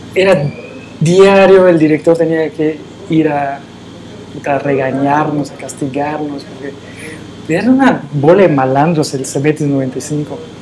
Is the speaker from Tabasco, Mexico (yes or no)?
no; Mérida, Yucatán, Mexico; yo nazco en la ciudad de Mérida